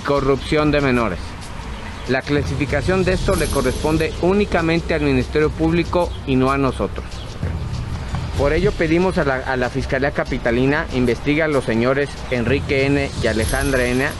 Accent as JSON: {"language": "Spanish", "country": "Argentina", "also_born_or_lived": "Miami", "moved": "as an adult", "lives_now": "Mexico", "said": "yo me fui de Argentina porque me cansé un poco de los argentinos, porque a veces uno se cansa de su propia gente"}